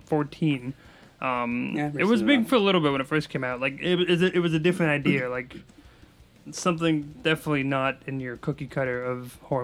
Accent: United States; I would not have been able to say Lars von Trier the way you did because I'm horribly American

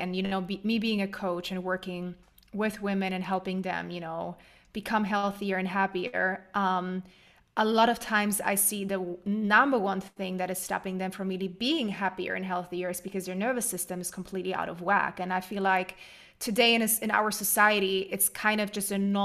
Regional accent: Germany; I am originally from Germany, but my whole family's from Poland, and they moved to Germany when I was young. No, actually, I was born in Germany.

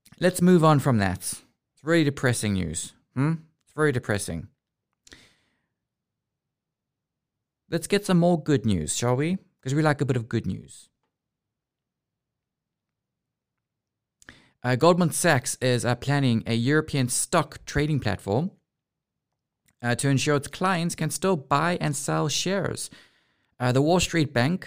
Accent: South Africa; now in Amsterdam, Netherlands; I was from South Africa

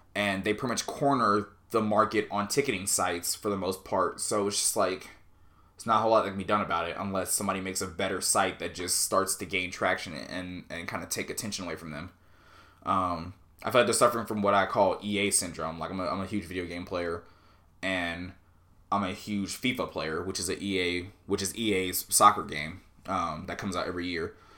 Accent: Southern California, United States; moved away; I was born in Southern California

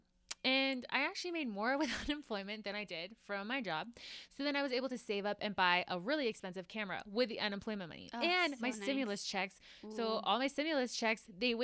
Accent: Georgia, United States; moved away; we grew up together in Georgia, same ward

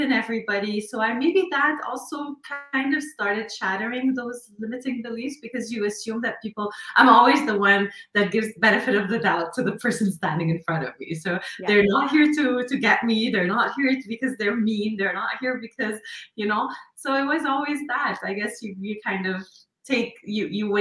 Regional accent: Lebanon; moved away as an adult; now in Montreal, Canada; I come originally from Lebanon, and I grew up actually in war times of Lebanon

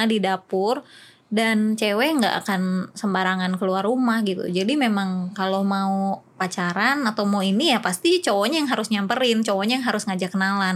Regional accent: West Java, Indonesia; gue lahir di daerah Jawa Barat

